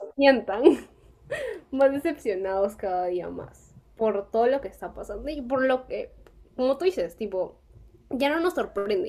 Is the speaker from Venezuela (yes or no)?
no; Peru; nosotros como peruanos